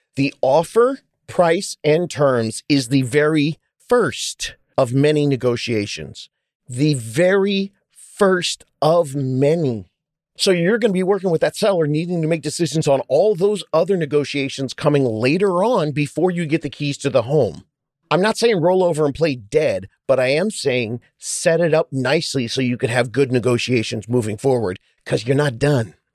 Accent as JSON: {"language": "English", "region": "California", "country": "United States", "said": "I'm from California."}